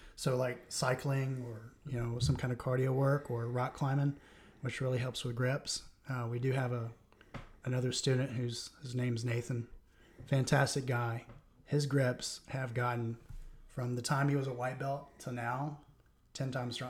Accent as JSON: {"language": "English", "region": "Florida", "country": "United States", "said": "I'm from Florida."}